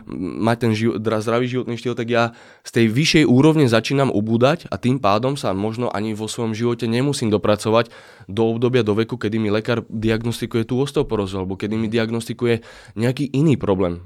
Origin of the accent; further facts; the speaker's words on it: Slovakia; zo Slovenska